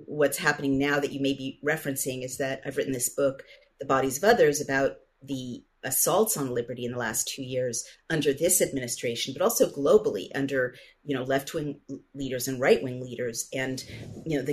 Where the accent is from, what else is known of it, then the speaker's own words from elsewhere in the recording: San Francisco, California, United States; I grew up in San Francisco, which was the most kind of wonderful place to grow up in the 60s and 70s when I was a child and a teenager